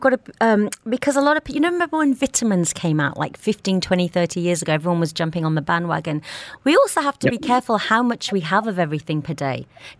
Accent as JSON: {"language": "English", "region": "England", "country": "United Kingdom", "tie": "born or raised there", "moved": "yes", "lives_now": "Dubai, United Arab Emirates", "said": "So I'm Indian. Turmeric was in my food every single day. So suddenly, when the Westerners, even though I grew up in England and I am partly Westerner"}